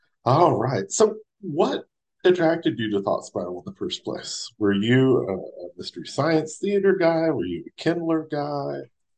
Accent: United States; accent: drawl

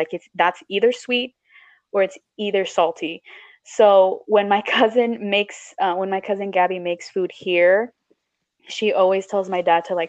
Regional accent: Miami, Florida, United States; born or raised there; first language Spanish; English is a second language; also born or lived in Chile

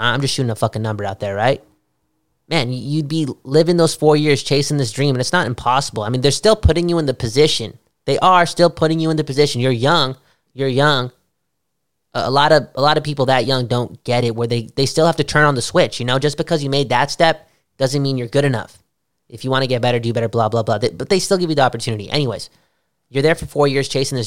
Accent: Canada; As a Canadian

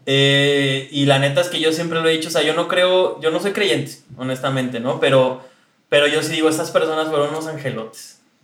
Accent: Mexico City, Mexico; moved away as an adult; now in New York, United States; de la Ciudad de México.

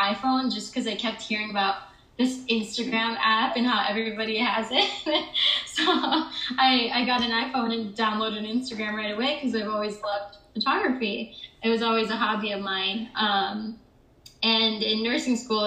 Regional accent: Michigan, United States; moved away as an adult; also born or lived in Chicago, United States; now in New York City, United States; I'm originally from Michigan, the suburbs of Michigan

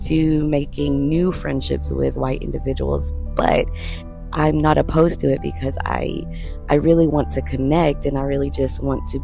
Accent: the South, United States; we're all from the South

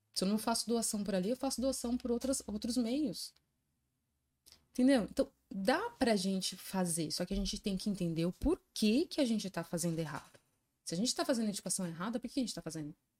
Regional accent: São Bernardo do Campo, São Paulo, Brazil; me criei em escola pública, é, e entrei para ET, né, Tec Lauro Gomes, que eu sou de São Bernardo do Campo.

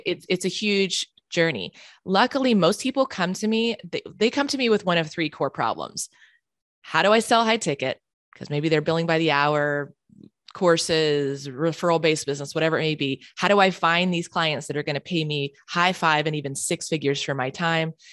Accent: Charlotte, North Carolina, United States; moved away as an adult; now in San Diego, United States; I grew up in Charlotte, North Carolina

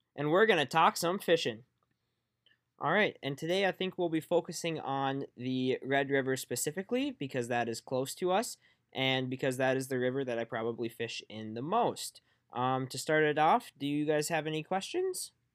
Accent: Fargo, North Dakota, United States; back down in Fargo, where my hometown is

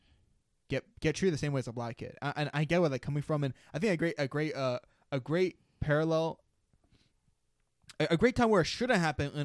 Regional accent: United States; I like being American

